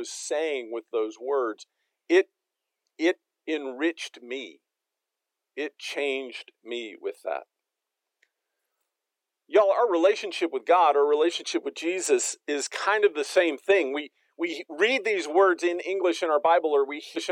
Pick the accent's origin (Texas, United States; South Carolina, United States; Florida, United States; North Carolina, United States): Texas, United States; now in Fayetteville, United States; I'm from Texas.